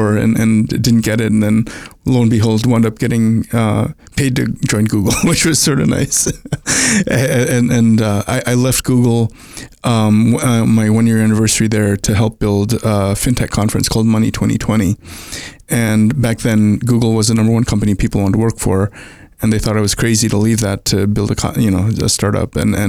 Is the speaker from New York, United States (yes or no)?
yes; Brooklyn, New York, United States; also born or lived in India / Long Island / Puerto Rico / New Jersey; I was born in India, moved to the US when I was a toddler, and grew up in Brooklyn, then Long Island, then Puerto Rico, then New Jersey, and then went to college.